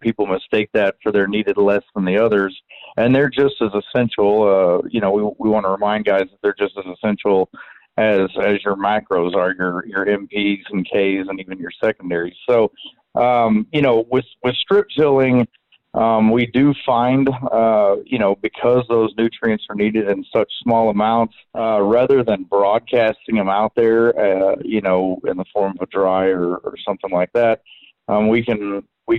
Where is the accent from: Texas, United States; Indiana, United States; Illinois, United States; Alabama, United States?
Texas, United States; Southeast; now in College Station, United States; I come from Southeast Texas. I live in College Station, Texas